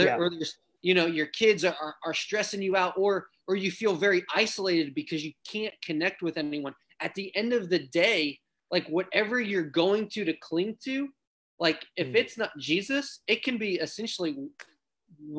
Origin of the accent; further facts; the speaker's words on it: Ohio, United States; growing up in Ohio